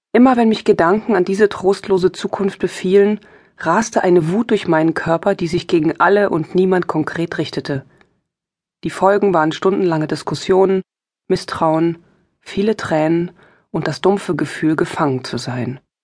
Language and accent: German; East Germany, Germany; Ich bin im Osten aufgewachsen. Im Osten Deutschlands, DDR